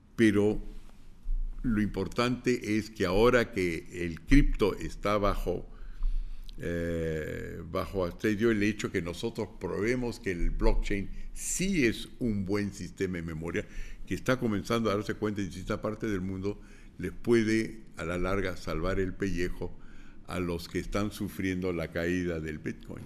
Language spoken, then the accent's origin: Spanish; Lima, Peru; yo soy limeño, pero sé hablar quechua